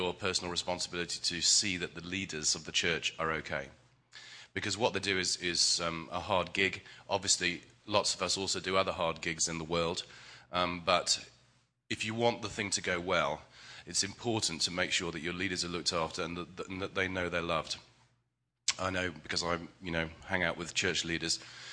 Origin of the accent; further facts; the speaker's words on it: England, United Kingdom; I'm English